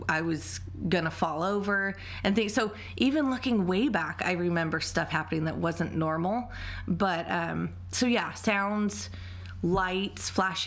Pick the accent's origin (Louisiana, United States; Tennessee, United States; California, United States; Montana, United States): California, United States; Central Coast of; I grew up on the Central Coast of California, and I had a totally normal childhood